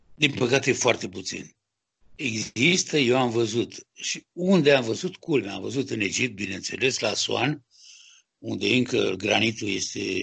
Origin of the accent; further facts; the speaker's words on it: Romania; moved away as an adult; now in France; Sunt din România, eu sunt, sunt sculptor, francez de origine română